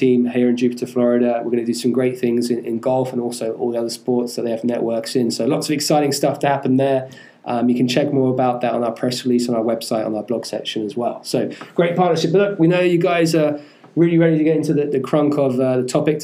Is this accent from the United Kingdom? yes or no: yes; England, United Kingdom; moved away; where I'm from England